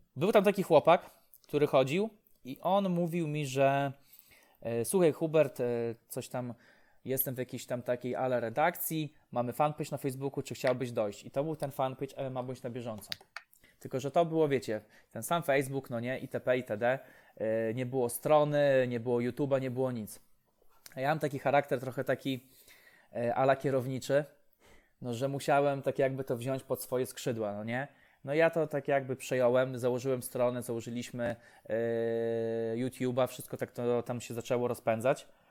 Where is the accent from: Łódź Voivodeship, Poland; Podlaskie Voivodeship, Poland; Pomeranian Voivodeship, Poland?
Podlaskie Voivodeship, Poland; Łomża; u mnie w Łomży